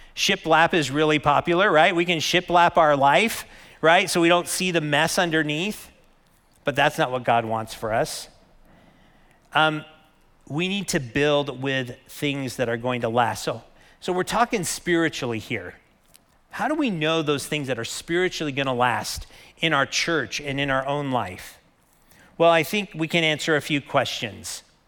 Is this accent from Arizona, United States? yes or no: yes; Lake Havasu City, Arizona, United States; I grew up in Lake Havasu